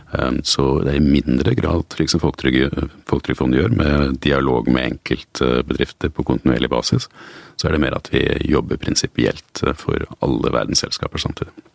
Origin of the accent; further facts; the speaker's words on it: Asker, Akershus, Norway; also born or lived in Oslo; Jeg er født i, født i Oslo. Jeg eh, flyttet ut til eh, Asker da jeg var eh, fire år gammel.